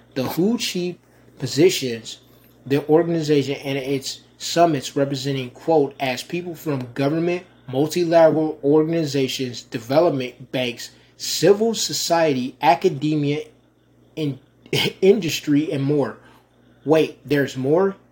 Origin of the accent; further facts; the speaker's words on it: Rochester, New York, United States; moved away; my hometown of Rochester, New York